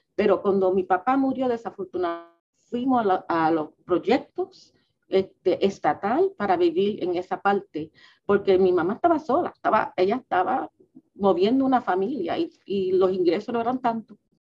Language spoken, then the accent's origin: Spanish; New York City, New York, United States; now in Washington, D.C., United States; yo soy lo que se llama un New Yorker. Mis padres vinieron de Puerto Rico